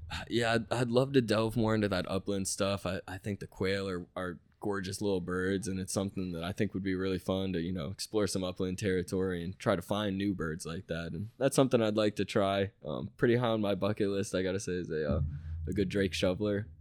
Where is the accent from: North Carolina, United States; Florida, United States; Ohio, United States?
Florida, United States; Tampa; I'm from Tampa Bay, you know, I, I grew up doing a bunch of wading, bunch of, you know, flats fishing in Tampa Bay